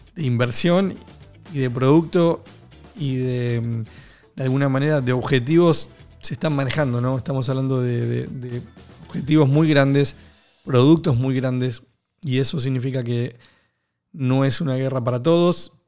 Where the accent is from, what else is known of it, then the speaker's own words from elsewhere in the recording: Argentina; yo soy argentino